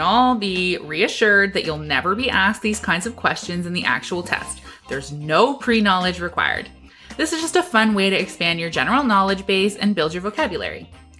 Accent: Ottawa, Ontario, Canada; Oh, I'm from Ottawa

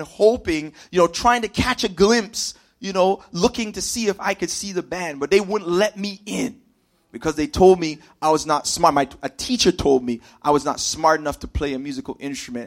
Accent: Toronto, Ontario, Canada; I grew up here in Scarborough. I'm a Scarborough man, fam.

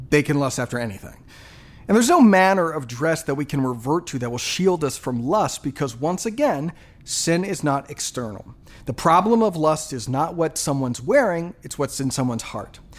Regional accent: Japan; You know, I grew up in Japan.

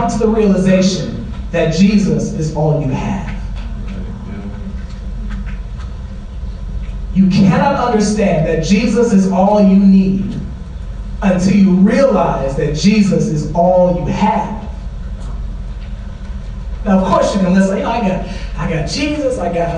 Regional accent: St. Louis, Missouri, United States; moved away; I'm from St. Louis, Missouri

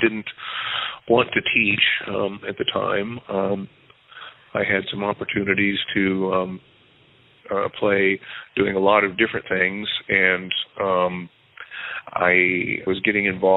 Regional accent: Hastings, Nebraska, United States; I grew up in Hastings, Nebraska

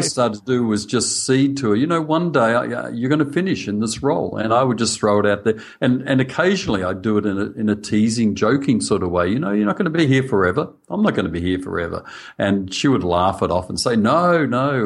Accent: Australia; accent: Australian; I'm speaking Australian.

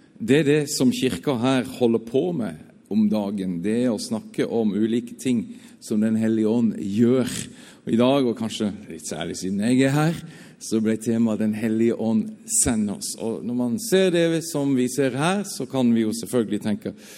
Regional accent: Southern Norway, Norway; Jeg er sørlending.

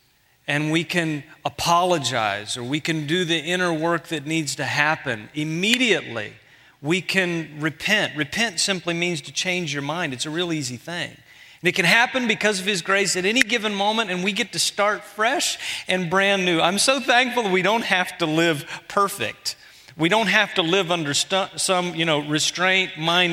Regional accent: Houston, Texas, United States; moved away; I'm from Houston

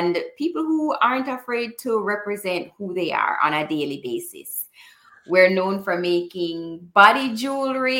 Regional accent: Jamaica; moved away as an adult; also born or lived in Florida; now in Tampa, United States; I grew up in Jamaica. I've been living in Florida for 10 years

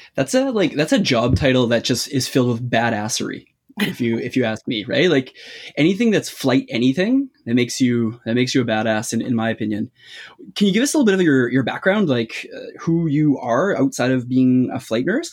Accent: Canada; accent: Canadian; You'll have to excuse my accent. I'm Canadian.

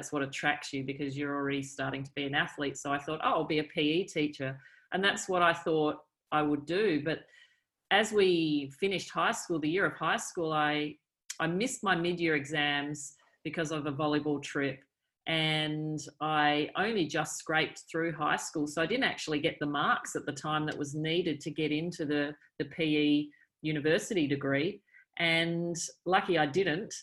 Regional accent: South Australia, Australia; I grew up in South Australia

